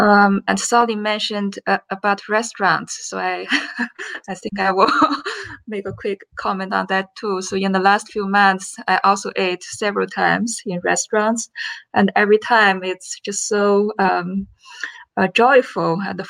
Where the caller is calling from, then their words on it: Chicago, Illinois, United States; Okay, so I'm calling today from Chicago.